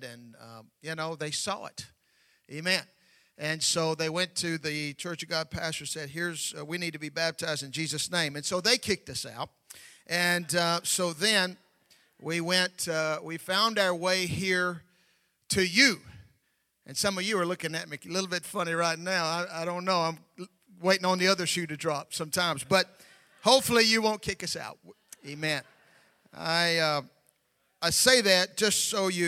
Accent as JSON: {"language": "English", "region": "Tennessee", "country": "United States", "said": "I'm from Tennessee, and they have a thing down there called Southern hospitality"}